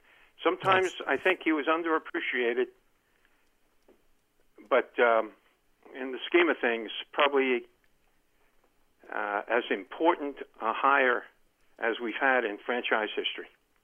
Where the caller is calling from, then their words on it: Columbia, Maryland, United States; Hey, John and Jeff. … from Columbia, Maryland.